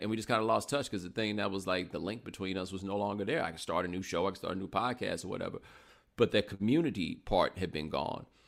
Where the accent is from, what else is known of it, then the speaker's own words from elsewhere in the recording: Houston, Texas, United States; also born or lived in Atlanta, Georgia; I grew up in Houston, but I am a native of Atlanta